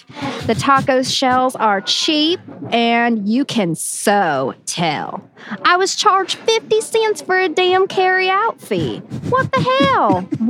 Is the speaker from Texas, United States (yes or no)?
no; Oklahoma, United States; Never again. I'm from Oklahoma, so I can do it.